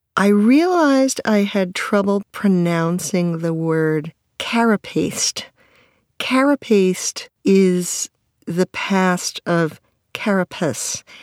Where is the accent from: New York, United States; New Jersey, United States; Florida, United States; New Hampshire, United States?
New York, United States; My mother is a New Yorker. I'm a New Yorker